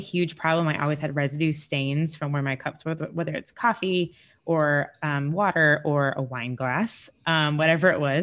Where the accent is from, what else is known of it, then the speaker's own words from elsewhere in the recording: Sarasota, Florida, United States; I'm from Sarasota, Florida